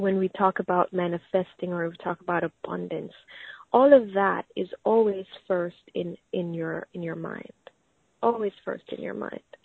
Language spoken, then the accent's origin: English; Jamaica; I grew up in Jamaica